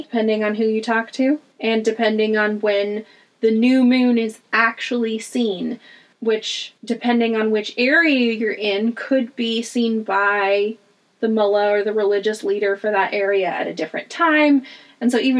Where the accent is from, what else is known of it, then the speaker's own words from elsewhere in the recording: United States; moved away as an adult; also born or lived in Iraq; we grew up in the United States